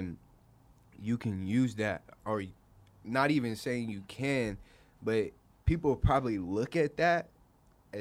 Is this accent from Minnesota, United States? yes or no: no; Phoenix, Arizona, United States; I was raised in Sunny Slope